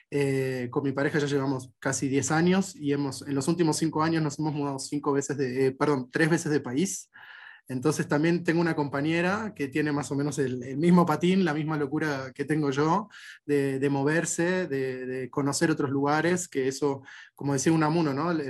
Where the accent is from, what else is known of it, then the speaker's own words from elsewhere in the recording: Argentina; also born or lived in Peru / Bolivia / Ecuador / Chile; buena parte de mi vida y mi acento y, y mi forma de ser y mi idiosincrasia tiene mucho, está muy ligado a, la cultura argentina, porque es donde más, más años viví, digamos, durante mi infancia